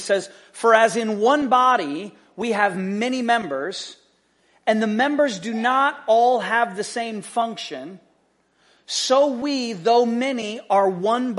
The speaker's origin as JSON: {"language": "English", "country": "United States", "said": "we're American"}